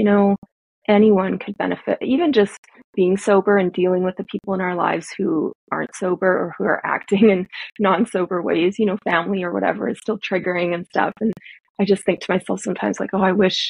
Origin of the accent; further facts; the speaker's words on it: Canada; I'm Canadian